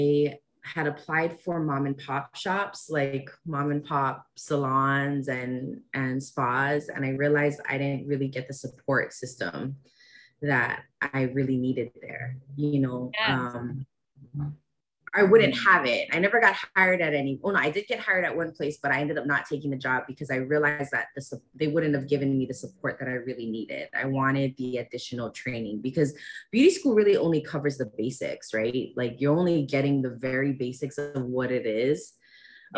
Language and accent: English; Ewa Beach, Hawaii, United States; also born or lived in Mililani / Kailua; I'm from Ewa Beach. Well, my hometown is Ewa Beach. I actually grew up all over the island. So, I grew up like in Milani, Kailua